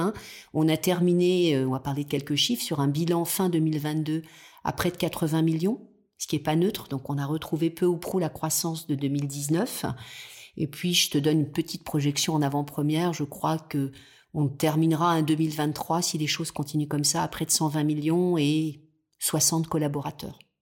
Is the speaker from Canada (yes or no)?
no; the South, south of France, France; now in Nice, France; je suis quelqu'un du Sud à la base et en tous les cas de mes origines